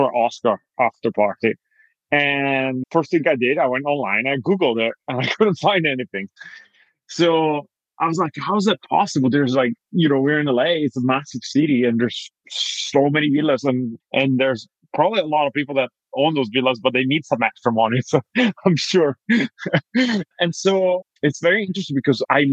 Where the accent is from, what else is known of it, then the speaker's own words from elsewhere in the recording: Italy; moved away as an adult; now in United States; I'm originally from Italy